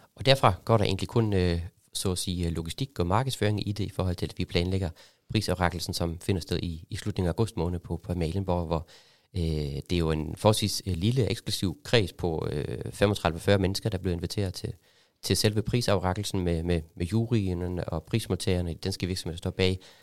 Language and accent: Danish; Germany; now in Denmark; kommer jeg selv fra Tyskland